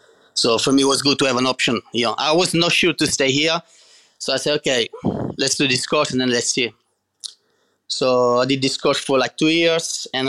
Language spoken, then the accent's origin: English; Catania, Sicily, Italy; English is a second language; I'm from Sicily, Catania.